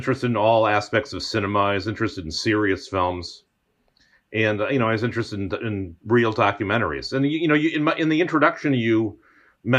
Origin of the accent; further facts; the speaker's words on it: New England, United States; I come from New England